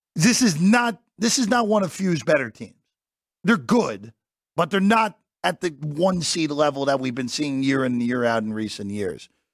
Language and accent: English; New Jersey, United States; my home state